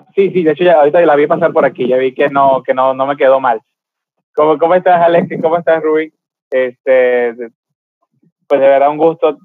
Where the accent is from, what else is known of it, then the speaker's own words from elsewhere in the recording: Venezuela; now in Mexicali, Mexico; yo soy de Venezuela